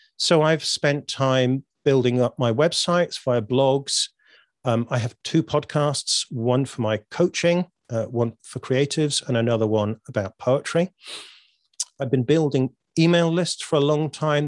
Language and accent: English; United Kingdom; I'm British.